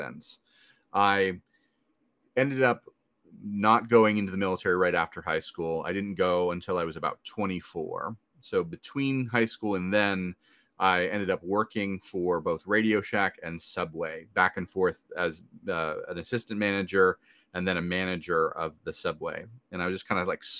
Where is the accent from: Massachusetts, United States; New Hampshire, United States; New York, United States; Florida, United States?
New Hampshire, United States; rural; moved away as an adult; now in Washington, D.C. area, United States; But I grew up in rural New Hampshire and now I live in the DC area